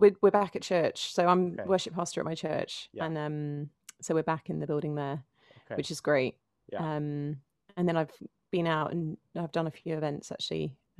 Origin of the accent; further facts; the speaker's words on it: Finchley, London, United Kingdom; So I'm a Londoner through and through, born and raised in North London.